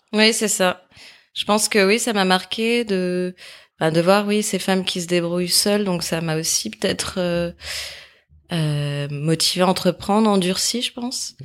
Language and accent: French; near Saint-Étienne, Auvergne-Rhône-Alpes, France; moved away as an adult; also born or lived in Lyon; j'ai grandi à côté de Saint-Étienne, euh, où j'ai vécu en famille avec euh, mes parents.